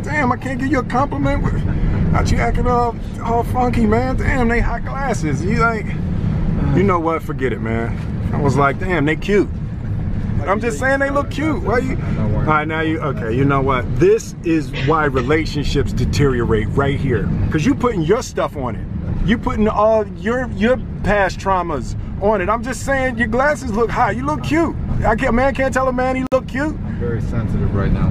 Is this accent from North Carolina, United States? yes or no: no; Philadelphia, Pennsylvania, United States; moved away; when I grew up in Philly